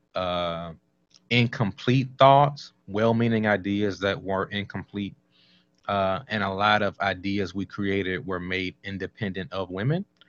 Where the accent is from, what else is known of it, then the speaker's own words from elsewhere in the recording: Washington, District of Columbia, United States; moved away as an adult; also born or lived in North Carolina / Oklahoma / California; I was born in Southeast Washington, D.C.